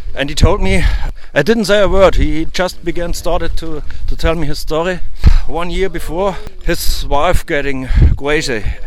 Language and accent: English; Lower Bavaria, Germany; first language German; English is a second language; I'm from Lower Bavaria. It's uh, in Germany